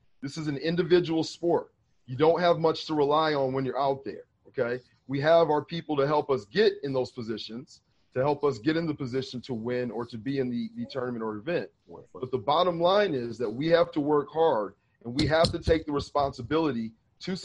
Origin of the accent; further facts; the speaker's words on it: Lansing, Michigan, United States; I'm the baby of four boys growing up in Lansing, Michigan